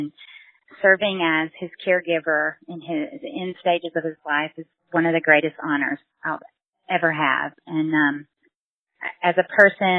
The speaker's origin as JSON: {"language": "English", "town": "Smackover", "region": "Arkansas", "country": "United States", "tie": "born or raised there", "said": "always remember where you're from in South Arkansas, from smack over where we grew up."}